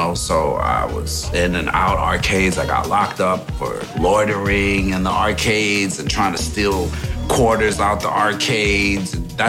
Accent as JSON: {"language": "English", "region": "Saint Andrew", "country": "Jamaica", "said": "In Kingston, Jamaica. I'm from Jamaica, St. Andrews. My father was a jeweler."}